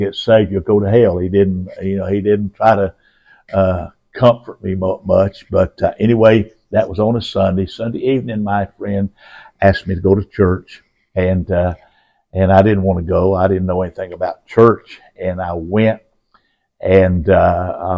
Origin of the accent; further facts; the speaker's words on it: Roan Mountain, Tennessee, United States; also born or lived in North Carolina; now in Charlotte, United States; I grew up in Tennessee, in Rome Mountain, Tennessee area